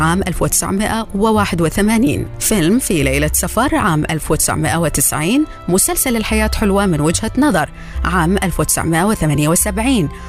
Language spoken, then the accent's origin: Arabic; Iraq; أنا رجل عراقي جبوري سني زوجتي من عشيرة شيعية المفروض بالأول عراقي